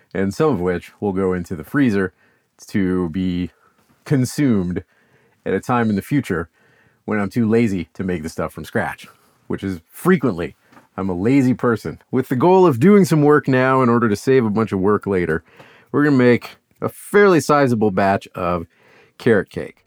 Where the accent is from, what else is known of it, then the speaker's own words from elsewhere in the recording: the South, United States; I'm from the South